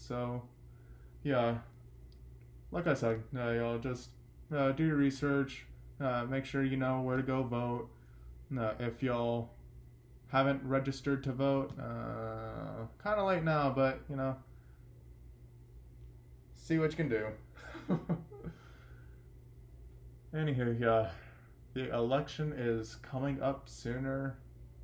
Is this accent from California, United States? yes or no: no; Texas, United States; in my hometown